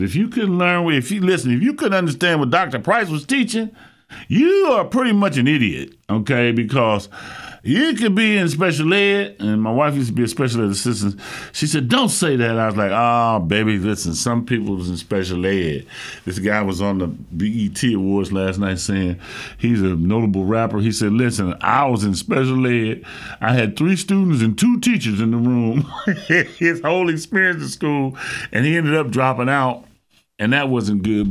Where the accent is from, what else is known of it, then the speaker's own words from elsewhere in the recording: Dayton, Ohio, United States; also born or lived in Cleveland, Ohio; I'm a Ohio native. I was born in Cleveland, raised in Dayton